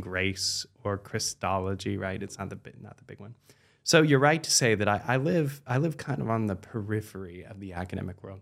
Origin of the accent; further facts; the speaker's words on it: United States; also born or lived in Washington, D.C.; we, as American Catholics